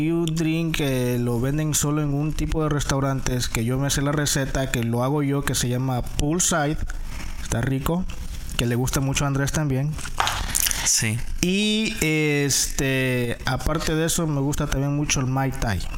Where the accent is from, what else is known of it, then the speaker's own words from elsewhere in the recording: San Salvador, El Salvador; also born or lived in San Miguel, El Salvador; Nací en El Salvador. ¿Y en Una ciudad que yo creo que se llamaba Los Planes de Renderos, en la ciudad de San Salvador. Crecí en San Salvador por un tiempo y después me fui para una ciudad que se llama San Miguel.